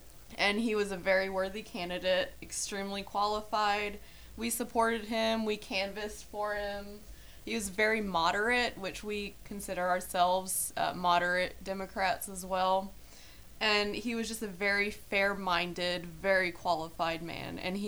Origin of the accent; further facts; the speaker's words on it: Tennessee, United States; Because we are from Tennessee.